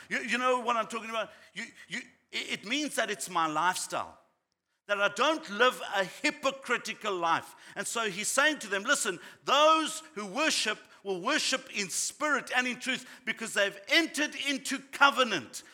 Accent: South Africa; growing up in South Africa

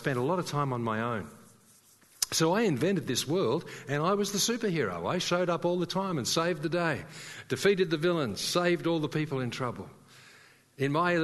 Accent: Sydney, New South Wales, Australia; moved away; I came from Sydney

